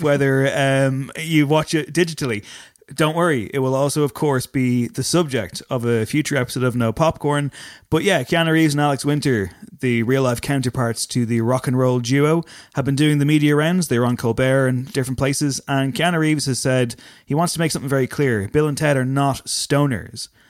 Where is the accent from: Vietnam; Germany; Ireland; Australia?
Ireland; Drogheda, Leinster; accent: Drogheda; my Drogheda accent